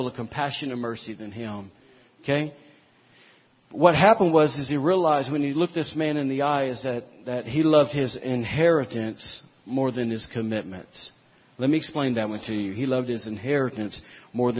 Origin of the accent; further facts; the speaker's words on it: Alabama, United States; we're from Alabama